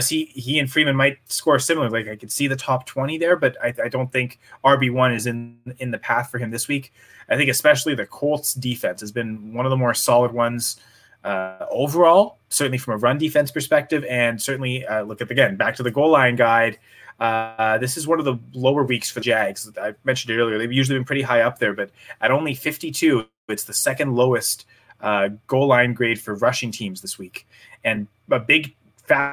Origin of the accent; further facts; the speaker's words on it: Canada; We're all Canadian.